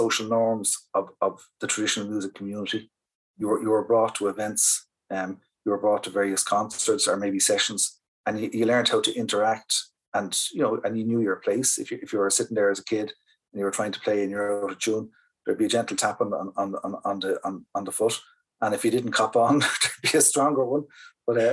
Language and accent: English; Dublin, Leinster, Ireland; I'm from Dublin. I'm from the parish of Navan Road